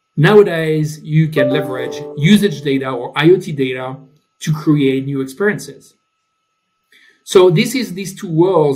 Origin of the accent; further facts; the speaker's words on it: France; English is a second language; moved away as an adult; also born or lived in United Kingdom / Germany; now in Stockholm, Sweden; As you can hear, I'm from France, uh, but I've been living in the UK, in Germany, now in Sweden.